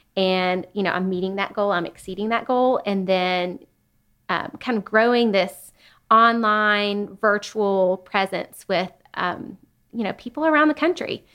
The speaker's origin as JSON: {"language": "English", "town": "Chattanooga", "region": "Tennessee", "country": "United States", "tie": "born or raised there", "said": "I grew up in Chattanooga"}